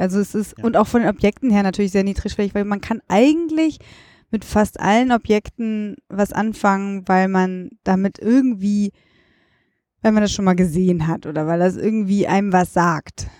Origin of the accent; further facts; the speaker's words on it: Düsseldorf, North Rhine-Westphalia, Germany; moved away as an adult; now in Berlin, Germany; in meiner Heimatstadt, ich identifiziere mich total. Ich bin da groß geworden